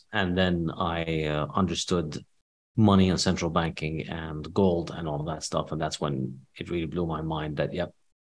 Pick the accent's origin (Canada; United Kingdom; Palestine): Palestine; West Bank; also born or lived in Saudi Arabia / Rio de Janeiro, Brazil / Jordan; So I was born in the West Bank in Palestine. And then as a kid, I lived for a few years in Saudi Arabia, for about 6 years in Saudi Arabia. And then we lived for 2 years in Brazil, in Rio de Janeiro.